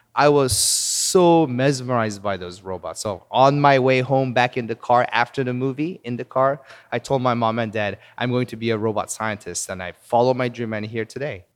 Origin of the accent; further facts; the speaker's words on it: Seoul, South Korea; moved away as an adult; also born or lived in Palos Verdes, California, United States / Wisconsin, United States / Virginia, United States; now in United States; I was born in Palos Verdes, California, near Los Angeles. Uh, but when I was three years old, our family moved to Seoul, South Korea, and I actually grew up in Korea.